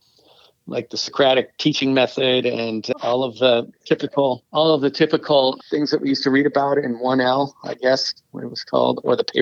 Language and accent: English; Monterey Peninsula, California, United States; also born or lived in Los Angeles, California; I was born in LA. I'm a California boy. So I was born in LA, and my parents moved to Northern California when I was quite young, and having some of my most formative years in the Monterey Peninsula area